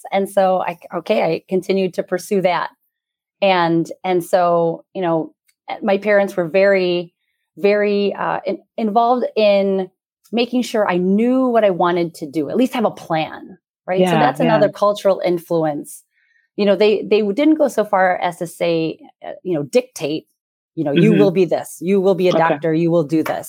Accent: United States; My sister and I are first generation born and raised here in the U.S.

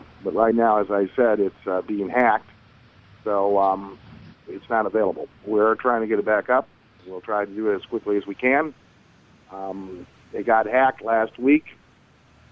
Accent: United States; as an American

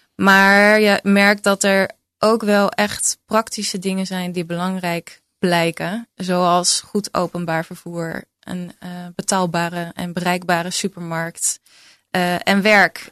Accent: Utrecht, Netherlands; uit Utrecht, waar ik vandaan kom

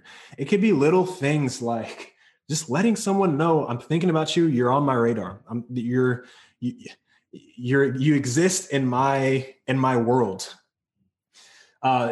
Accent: North Carolina, United States; now in California, United States; I'm from North Carolina. So, and I moved to California

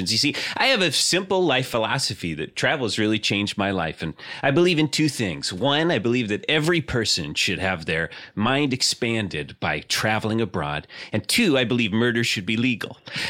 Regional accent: Bellingham, Washington, United States; No, I'm from Bellingham, Washington. I'm visiting, yes.

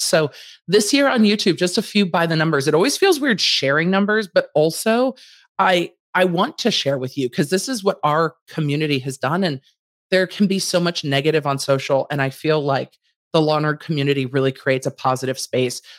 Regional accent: Los Angeles, California, United States; I grew up in Los Angeles

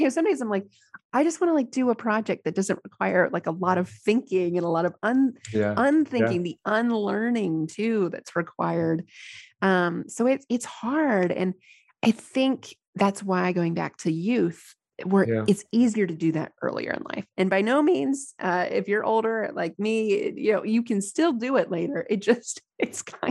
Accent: United States; here as an American

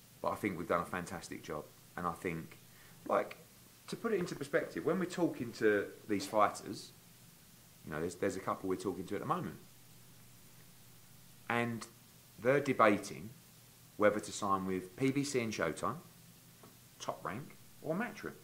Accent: United Kingdom; the loudmouth Brit

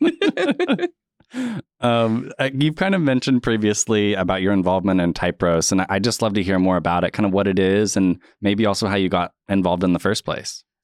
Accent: Tulsa, Oklahoma, United States; also born or lived in Muskogee; I grew up in Tulsa and went to middle and high school here

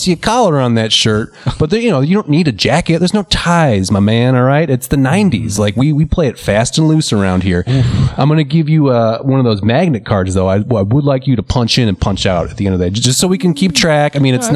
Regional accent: United States; now in Iceland; I'm American.

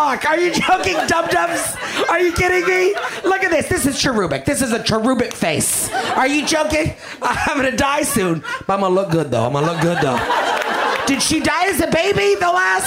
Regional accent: Canada; now in Los Angeles, United States; I'm Canadian

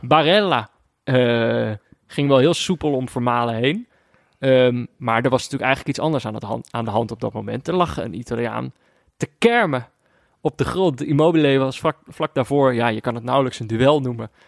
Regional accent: Netherlands; als Nederlander

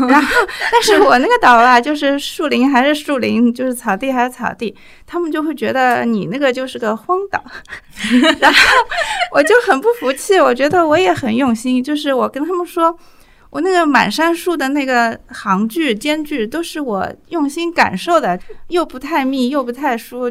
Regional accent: Shanghai, China; also born or lived in Zhaoqiao Village, Pudong, Shanghai; 因为我小时候是住在上海市区的

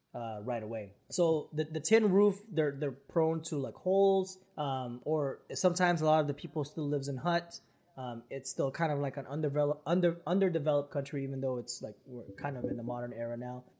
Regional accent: Philippines; moved away; when I was growing up in the Philippines

